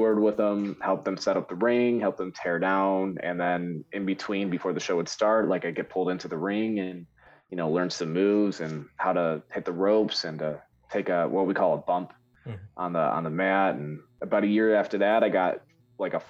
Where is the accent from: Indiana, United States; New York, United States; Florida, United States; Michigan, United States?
Michigan, United States; I'm from Michigan